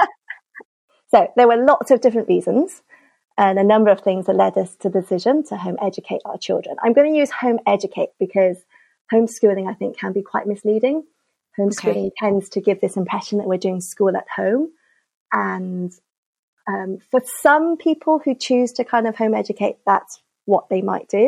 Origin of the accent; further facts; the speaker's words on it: Cardiff, Wales, United Kingdom; moved away as an adult; also born or lived in Hong Kong; I grew up in Cardiff in the 80s and 90s